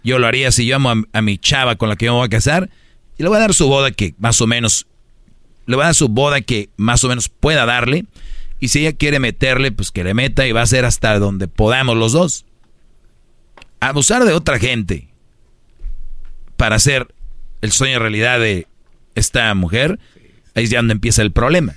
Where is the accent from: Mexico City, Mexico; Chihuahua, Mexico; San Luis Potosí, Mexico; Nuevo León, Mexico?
Nuevo León, Mexico; Monterrey; Yo soy de Monterrey